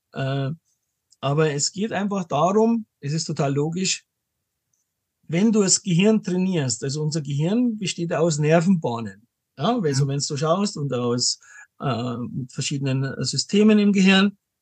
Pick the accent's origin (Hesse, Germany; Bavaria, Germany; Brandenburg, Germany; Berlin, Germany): Bavaria, Germany; Munich; bin aus München, lebe auch in München